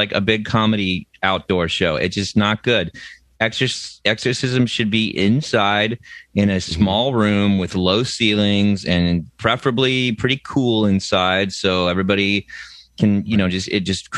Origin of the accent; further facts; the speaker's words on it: United States; as an American